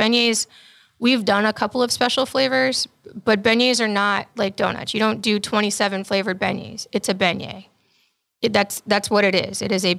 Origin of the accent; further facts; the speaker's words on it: Germany; And I was raised in Germany because my father's also military.